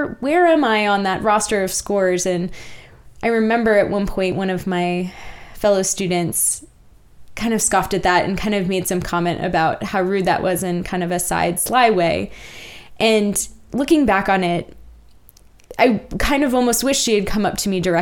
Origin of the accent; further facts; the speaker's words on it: Virginia, United States; moved away as an adult; also born or lived in Lawrence, Kansas; now in Kansas City area, United States; I'm from Virginia